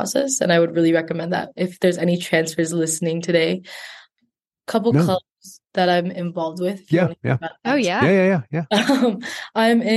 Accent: Fullerton, California, United States; I'm originally from Fullerton, California

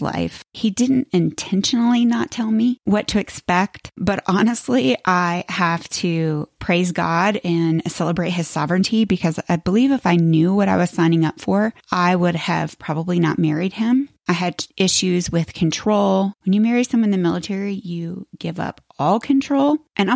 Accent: Florida, United States; moved away as an adult; I grew up in Florida

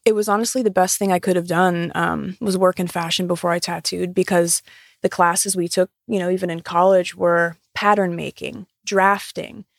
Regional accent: Pennsylvania, United States; moved away; move back to Pennsylvania to my hometown

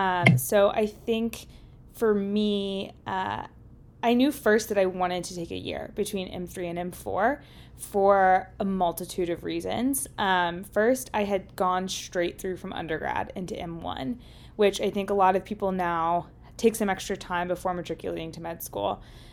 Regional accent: Lexington, Kentucky, United States; moved away as an adult; now in Washington, D.C., United States; I am from Lexington, Kentucky, so not too far down the road. I'm also in between my M3 and M4 year, and I'm living in kind of downtown Washington, D.C. area, DuPont Circle

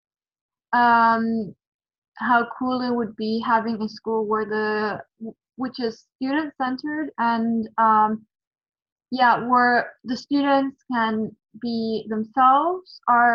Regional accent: Germany; English is a second language; I'm 15 years old and I come from Germany.

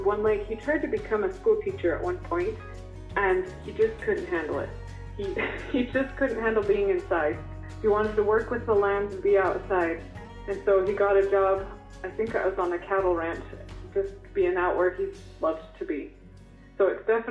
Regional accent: Snowflake, Arizona, United States; moved away; also born or lived in Tucson, Arizona; I grew up in Snowflake, which is right by Sholo

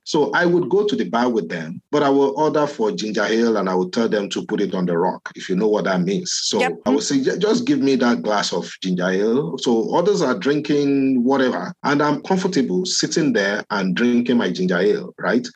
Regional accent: Ibadan, Oyo, Nigeria; moved away as an adult; also born or lived in Lagos, Nigeria; now in Winnipeg, Canada; I grew up in Ibadan

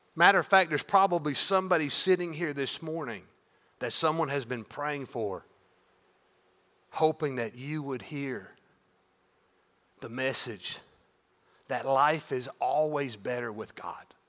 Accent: Maryville, United States; a high school football game in the fall in my hometown.

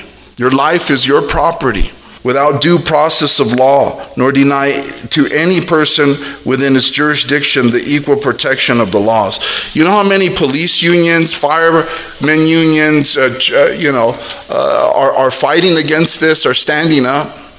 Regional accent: United States; We are Christians and American citizens.

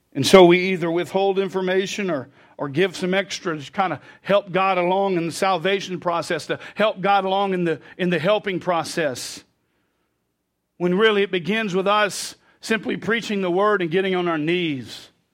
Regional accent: United States; I grew up as an American

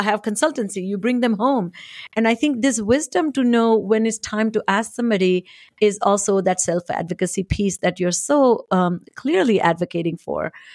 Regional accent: India; moved away; I was born and raised in India

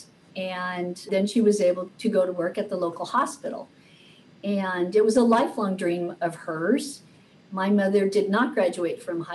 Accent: Oregon, United States; also born or lived in Illinois; When I was growing up, we came from a lower middle income family, and we moved out to Oregon from Illinois, and we didn't know anyone

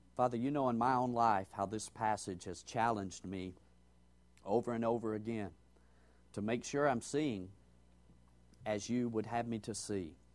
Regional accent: Georgia, United States; as I grew up hearing in Georgia

